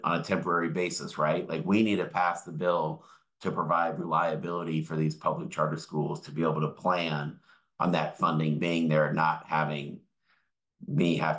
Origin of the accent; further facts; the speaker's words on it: Tukwila, Washington, United States; I grew up in Tukwila, which is kind of the town next to the airport in Seattle, and very diverse community.